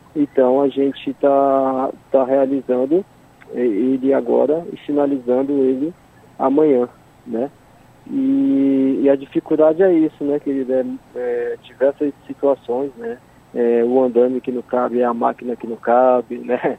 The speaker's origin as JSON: {"language": "Portuguese", "town": "Manaus", "region": "Amazonas", "country": "Brazil", "moved": "yes", "said": "eu sou do estado do Amazonas, sou de Manaus"}